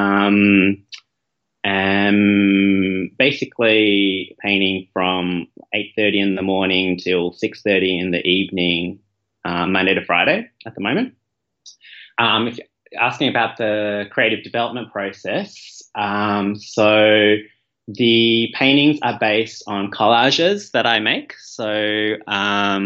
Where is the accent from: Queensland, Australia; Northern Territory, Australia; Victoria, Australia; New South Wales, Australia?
Victoria, Australia; Melbourne; also born or lived in Malaysia; my family moved to Melbourne when I was 2 years old. I was born in Malaysia and have Chinese ancestry